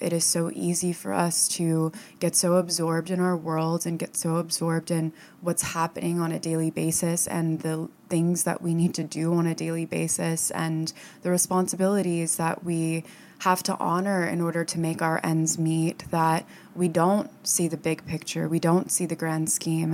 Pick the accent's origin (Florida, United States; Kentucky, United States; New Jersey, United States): Florida, United States; moved away as an adult; also born or lived in upstate New York; now in New York City, United States; I lived in Florida and I grew up in Florida